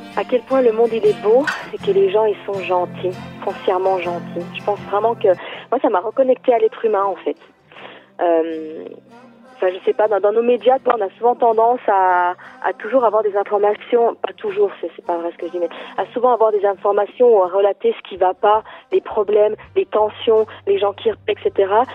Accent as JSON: {"language": "French", "town": "Lons-le-Saunier", "region": "Bourgogne-Franche-Comté", "country": "France", "tie": "born or raised there", "said": "alors moi je suis partie de Lons-Saunier, donc c'est la ville où je suis née que je suis partie, voilà, de, moi j'habite à la campagne, à 25 km à peu près de cette ville."}